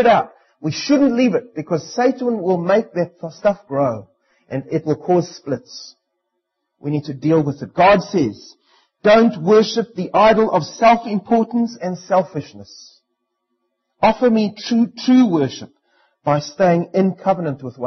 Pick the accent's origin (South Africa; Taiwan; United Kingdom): South Africa; now in New Zealand; as a South African, I'm only allowed to marry a South African